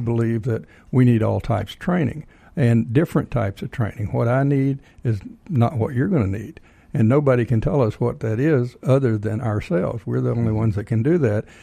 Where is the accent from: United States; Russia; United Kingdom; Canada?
United States; Texas; now in Georgia, United States; I'm originally from Texas